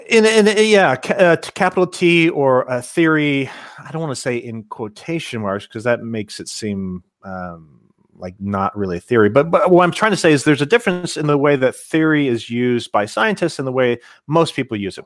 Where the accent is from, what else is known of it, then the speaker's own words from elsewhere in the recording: Cincinnati, Ohio, United States; moved away; I'm originally from Cincinnati